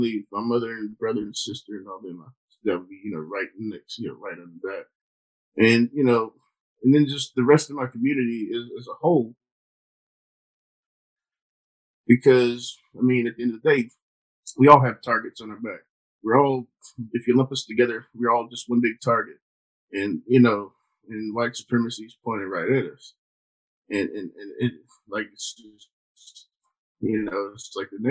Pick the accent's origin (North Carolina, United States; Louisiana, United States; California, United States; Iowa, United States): North Carolina, United States; Durham; Growing up in Durham, it's a pretty diverse city